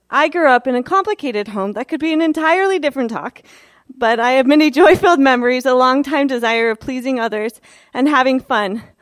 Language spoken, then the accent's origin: English; Portland, Oregon, United States; also born or lived in Prescott, Arizona; I was born in Prescott, Arizona in 1982. I went to four elementary schools before we settled down outside of Portland, Oregon.